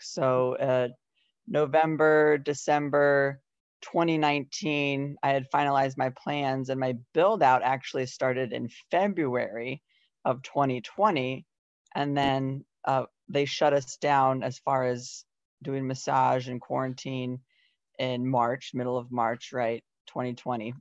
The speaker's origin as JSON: {"language": "English", "region": "Iowa", "country": "United States", "tie": "born or raised there", "also_born_or_lived": "Colorado", "moved": "as an adult", "said": "I am born and raised in Iowa"}